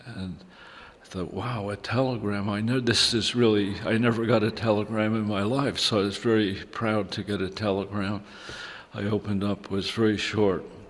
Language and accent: English; United States; moved away as an adult; also born or lived in Germany; growing up in America where it's like a little more chaotic